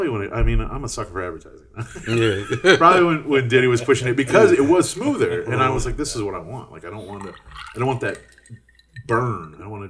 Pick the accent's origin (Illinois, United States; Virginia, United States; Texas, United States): Texas, United States; so I'm from Texas